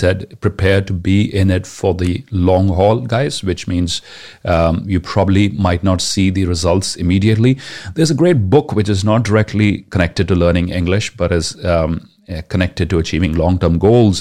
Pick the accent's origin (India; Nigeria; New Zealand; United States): India; first language Punjabi; English is a second language; my mother tongue, which happens to be Punjabi